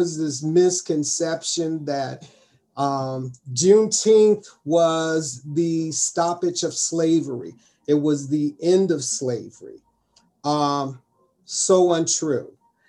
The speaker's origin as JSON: {"language": "English", "town": "Cincinnati", "region": "Ohio", "country": "United States", "tie": "born or raised there", "said": "I am a native Cincinnatian, born and raised in Cincinnati, educated through Cincinnati Public School System, undergraduate and graduate school through University of Cincinnati. I'm an entrepreneur in Cincinnati."}